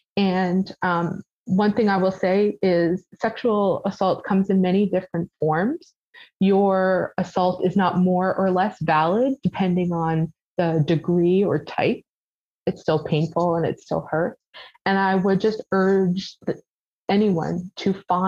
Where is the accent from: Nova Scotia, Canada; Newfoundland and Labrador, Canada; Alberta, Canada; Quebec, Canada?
Newfoundland and Labrador, Canada; St. John's; also born or lived in Bonavista; I grew up in St. John's. I've lived in the city almost my entire life, minus that small blip in Bonavista.